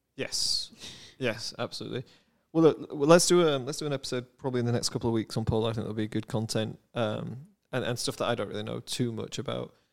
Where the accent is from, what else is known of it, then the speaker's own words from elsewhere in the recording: United Kingdom; now in United States; I am British